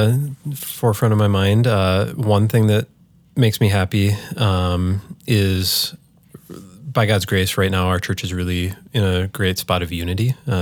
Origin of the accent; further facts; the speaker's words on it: Holdingford, Minnesota, United States; My parents are still in the house that I grew up in Holdingford, Minnesota, just north of St. Cloud.